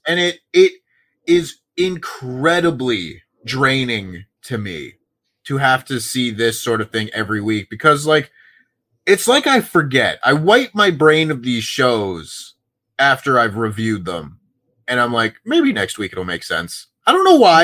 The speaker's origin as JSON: {"language": "English", "town": "Toronto", "region": "Ontario", "country": "Canada", "tie": "born or raised there"}